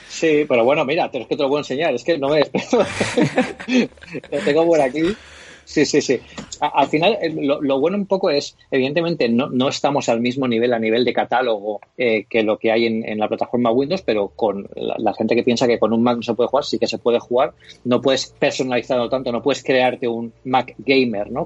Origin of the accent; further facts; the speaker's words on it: Elche, Valencian Community, Spain; yo también soy aquí de Elche y bueno, aquí me siento un poco como en casa